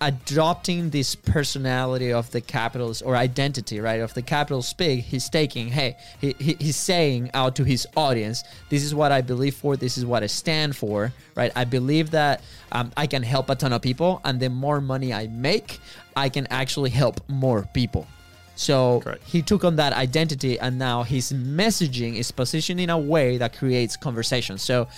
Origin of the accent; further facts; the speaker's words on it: Venezuela; English is a second language; now in United States; we are actually from Venezuela, right? So you probably figure that one out because of our accents.